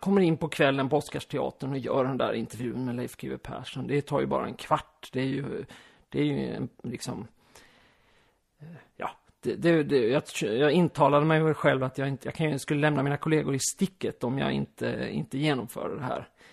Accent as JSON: {"language": "Swedish", "region": "Skåne", "country": "Sweden", "tie": "born or raised there", "also_born_or_lived": "Västergötland / Aspudden, Stockholm", "moved": "yes", "lives_now": "Stockholm, Sweden", "said": "Jag är uppvuxen i halva min uppväxt i Skåne och halva i Västergötland"}